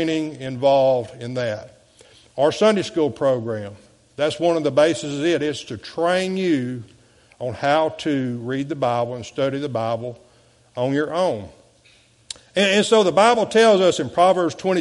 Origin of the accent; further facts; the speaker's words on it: DeQuincy, Louisiana, United States; moved away as an adult; now in Morgan City, United States; I left my hometown of De Quincy